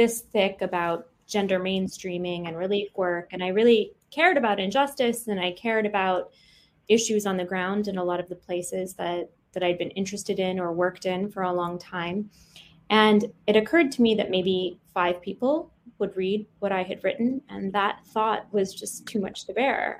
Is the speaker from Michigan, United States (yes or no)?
yes; Michigan, United States; the NBC affiliate where I grew up in Michigan